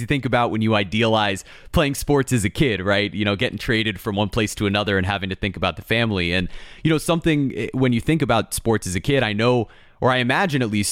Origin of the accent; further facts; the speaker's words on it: South Florida, United States; most of us who have grown up down here